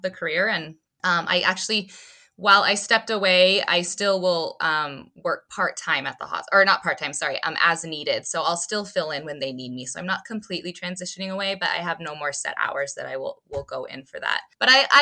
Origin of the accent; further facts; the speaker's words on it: Southwest Montana, United States; moved away as an adult; now in Nebraska, United States; I'm a Nebraska transplant, so I grew up in Southwest Montana.